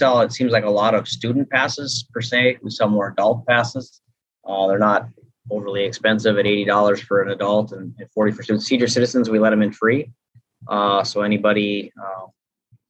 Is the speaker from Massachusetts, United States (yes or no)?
no; North Dakota, United States; I switched to fifth grade for 3 years back in my hometown